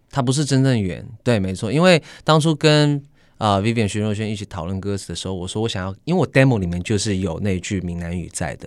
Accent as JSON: {"language": "Chinese", "town": "Sydney", "region": "New South Wales", "country": "Australia", "tie": "born or raised there", "moved": "as an adult", "said": "当然我在澳洲雪梨长大"}